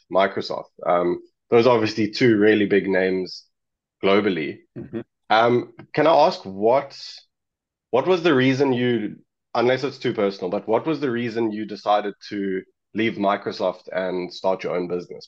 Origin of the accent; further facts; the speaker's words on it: South Africa; I'm actually from South Africa. I'm in South Africa right now